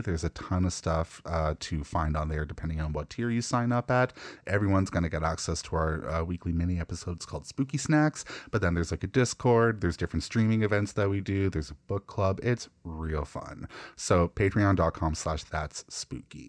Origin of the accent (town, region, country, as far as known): Canada